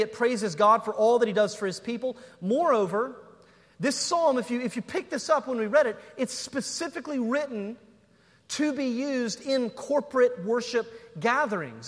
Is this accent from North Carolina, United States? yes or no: yes; North Carolina, United States; I'm from North Carolina